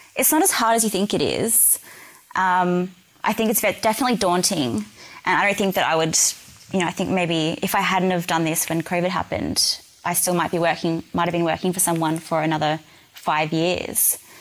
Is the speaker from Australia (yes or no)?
yes; New South Wales, Australia; moved away; I'm originally from New South Wales